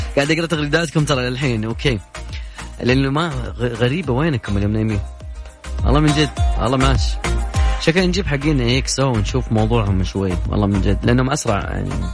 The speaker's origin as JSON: {"language": "Arabic", "country": "Saudi Arabia", "said": "عندنا في السعودية"}